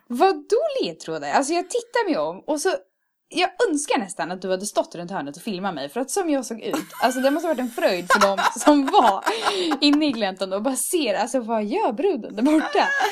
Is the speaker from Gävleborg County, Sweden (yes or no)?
no; Örebro, Örebro County, Sweden; moved away as an adult; now in Karlstad, Sweden; kommer fira det hemma i Örebro